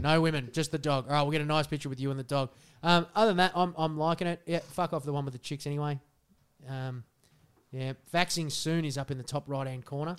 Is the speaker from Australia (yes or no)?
yes; Australia; we're Australian